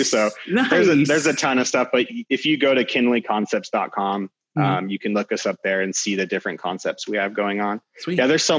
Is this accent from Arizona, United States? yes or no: yes; Williams, Arizona, United States; growing up in Williams